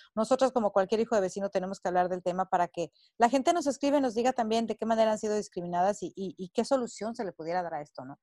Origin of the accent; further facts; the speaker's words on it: Mexico; moved away as an adult; now in United States; soy mexicana, al grito de guerra, radico en Estados Unidos desde hace 20 años